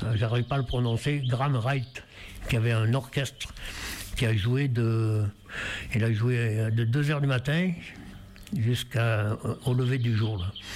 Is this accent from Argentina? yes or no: no; Auvergne-Rhône-Alpes, France; also born or lived in Larzac; je suis né à Montméran, à 5 km d'ici